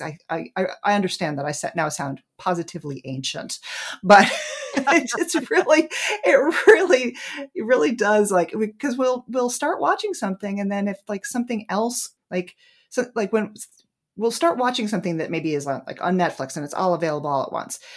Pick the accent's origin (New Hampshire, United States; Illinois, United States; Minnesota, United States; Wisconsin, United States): New Hampshire, United States; moved away as an adult; now in Washington, D.C. area, United States; in my hometown in New Hampshire